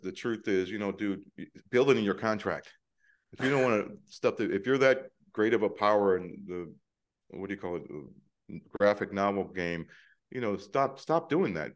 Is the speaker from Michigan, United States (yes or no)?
yes; Detroit, Michigan, United States; moved away; also born or lived in Prague; growing up in Detroit, when you're twins